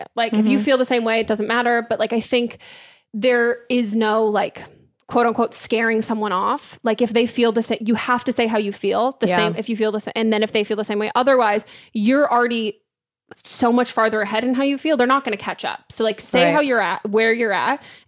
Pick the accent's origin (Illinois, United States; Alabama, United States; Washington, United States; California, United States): California, United States; I grew up in California